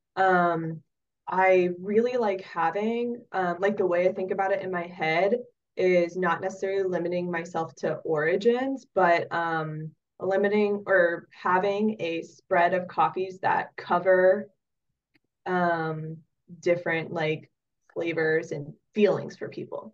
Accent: Oregon, United States; moved away as an adult; also born or lived in Wyoming / Southeast Alaska; now in Palmer, United States; I grew up in Oregon and I ended up in Alaska

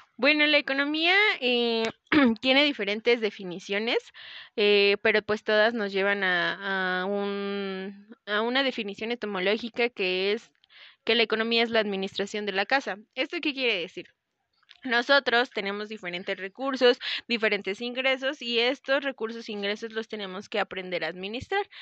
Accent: Mexico; por la disciplina que tenemos como mexicanos

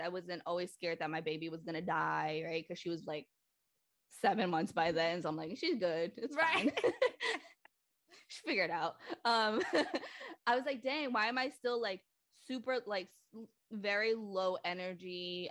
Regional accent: Lynn, Massachusetts, United States; I um was born and raised in Lynn, Massachusetts

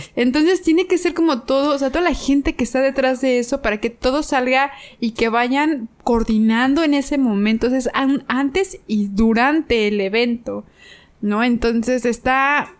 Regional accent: Mexico; como buena mexicana

